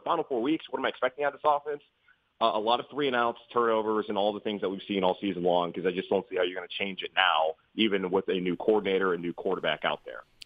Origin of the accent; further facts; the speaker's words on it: Charlotte, North Carolina, United States; I'm from Charlotte, North Carolina